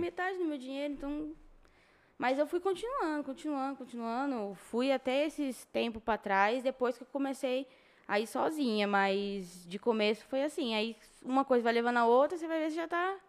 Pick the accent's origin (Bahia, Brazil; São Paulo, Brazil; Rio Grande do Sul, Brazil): São Paulo, Brazil; São José do Rio Preto; Sim, nasci aqui em Rio Preto, criada em Rio Preto